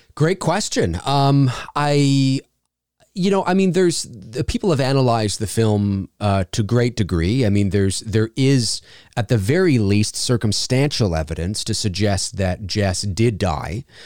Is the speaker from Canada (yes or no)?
yes; Canada; also born or lived in Toronto, Canada; I work out of my professional home studio here in Toronto, Canada. And yes, I am Canadian.